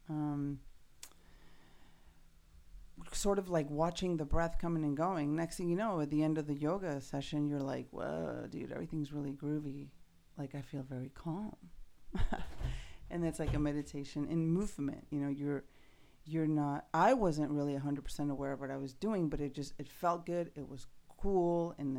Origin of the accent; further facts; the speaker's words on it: Mexico City, Mexico; I grew up in Mexico City